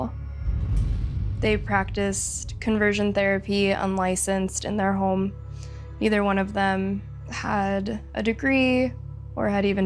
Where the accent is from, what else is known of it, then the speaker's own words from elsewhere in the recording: Southern California, United States; I grew up in Southern California